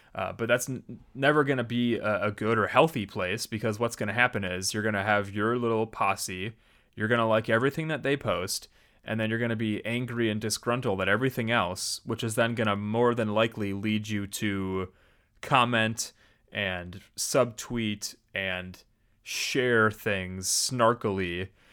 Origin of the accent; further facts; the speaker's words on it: United States; our context here as American Christians